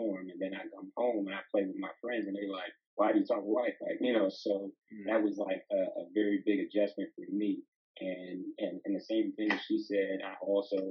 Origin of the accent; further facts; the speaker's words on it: Pittsburgh, Pennsylvania, United States; I'm from the east side of Pittsburgh. I grew up in Wilkinsburg